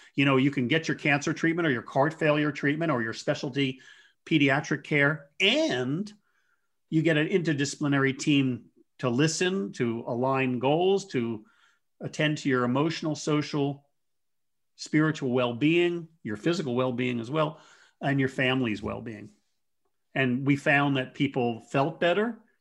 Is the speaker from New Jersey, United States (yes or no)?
yes; Jersey Shore, New Jersey, United States; moved away as an adult; also born or lived in Colorado / Fresno, California; I grew up in on the Jersey Shore, so I, I tend to talk fast